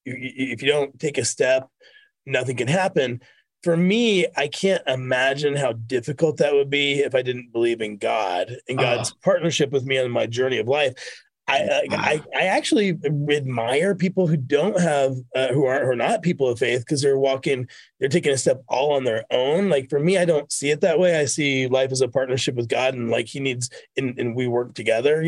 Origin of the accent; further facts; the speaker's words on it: Kentucky, United States; moved away as an adult; also born or lived in Washington, D.C. / Los Angeles; I'm a kid from Kentucky